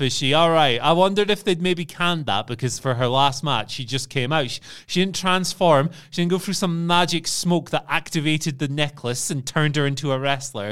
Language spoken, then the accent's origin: English; Scotland, United Kingdom; as a Scottish person